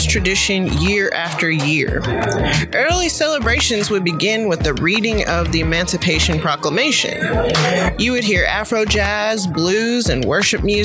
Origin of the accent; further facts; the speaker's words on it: Dalton, Georgia, United States; my hometown, the DAL, which is Dalton, Georgia